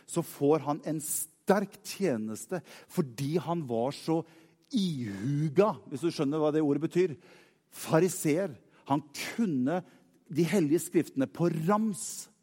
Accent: Norway; Jeg er nordmann.

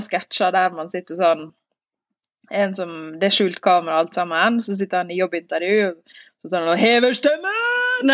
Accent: Northern Norway, Norway; meg som nordlending

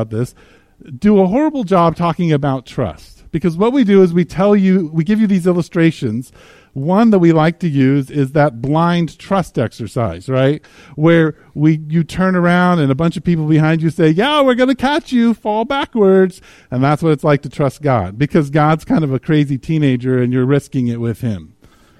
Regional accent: United States; as Americans

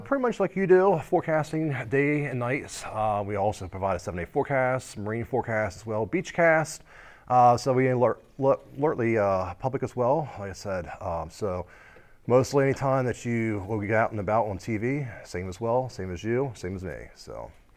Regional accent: United States; I actually grew up here on the shore all my life

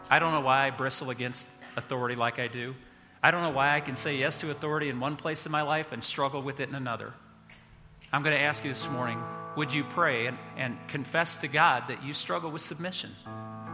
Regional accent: United States; I'm an American

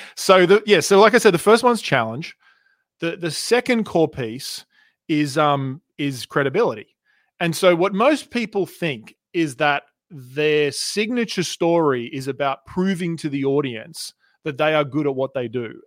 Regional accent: Australia; accent: Australian; moved away as an adult; also born or lived in Canada; now in United States; I was born in Canada. in nineteen eighty-one, and I moved to Australia when I was two, and I grew up on the beaches

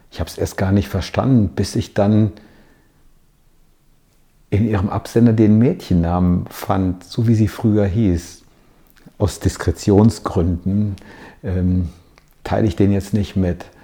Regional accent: Hagen, North Rhine-Westphalia, Germany; wir haben einen kleinen Abstecher gemacht in meiner Heimatstadt, um ein Foto zu schießen unter dem Ortseingangsschild von Hagen.

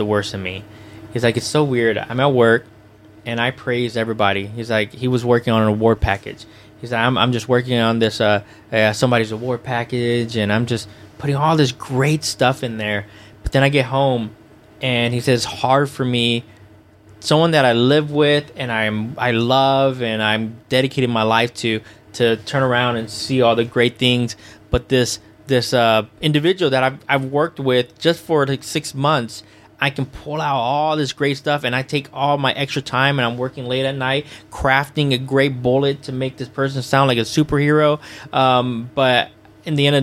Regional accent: Houston, Texas, United States; my hometown in Houston

